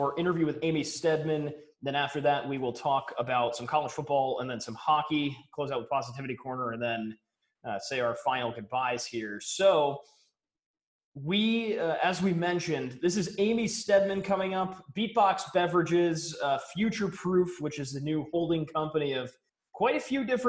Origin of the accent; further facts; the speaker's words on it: Connecticut, United States; now in Rhode Island, United States; I'm originally from Connecticut